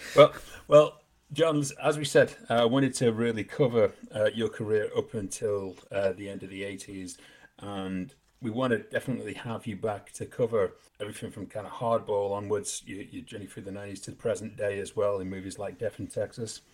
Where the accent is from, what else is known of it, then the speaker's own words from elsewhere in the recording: England, United Kingdom; We're English.